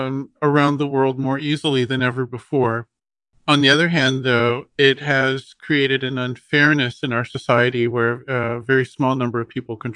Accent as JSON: {"language": "English", "town": "Berkeley", "region": "California", "country": "United States", "tie": "born or raised there", "also_born_or_lived": "Los Angeles, United States", "said": "Well, I was born in Berkeley, CAA, and grew up there and in Los Angeles."}